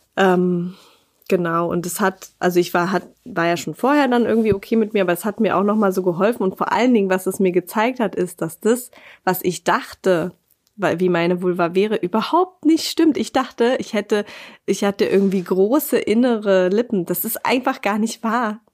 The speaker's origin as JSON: {"language": "German", "region": "Berlin", "country": "Germany", "moved": "as an adult", "lives_now": "Bavaria, Germany", "said": "ich bin eben halt aus Berlin und nicht aus Bayern"}